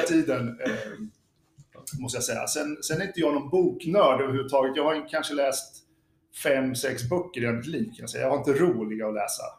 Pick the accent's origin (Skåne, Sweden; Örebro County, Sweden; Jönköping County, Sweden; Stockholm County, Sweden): Örebro County, Sweden; Örebro; moved away; also born or lived in Lidingö; vi var från Örebro.